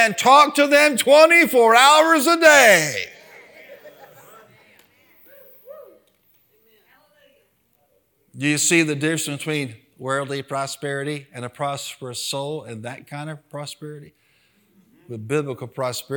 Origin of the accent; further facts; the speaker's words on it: United States; as an American.